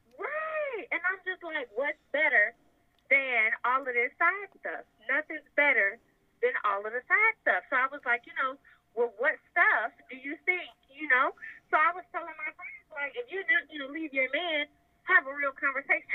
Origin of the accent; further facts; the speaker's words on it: Sumter, South Carolina, United States; I'm from Sumter, South Carolina.